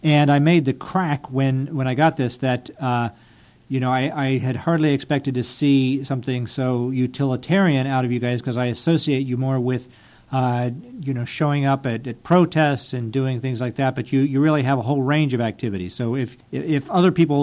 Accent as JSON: {"language": "English", "region": "Ohio", "country": "United States", "tie": "born or raised there", "moved": "yes", "said": "I grew up in Ohio"}